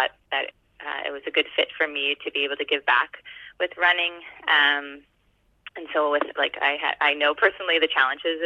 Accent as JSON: {"language": "English", "town": "Halifax", "region": "Nova Scotia", "country": "Canada", "said": "I'm from Halifax, Nova Scotia"}